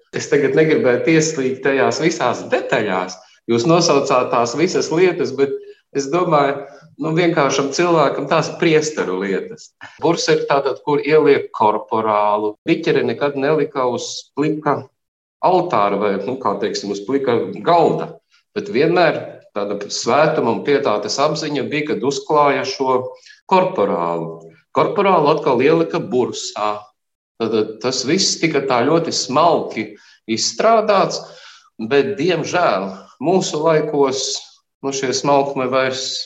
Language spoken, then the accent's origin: Latvian; Varakļāni, Latgale, Latvia; moved away; pats nāku, esmu dzimis Varakļānos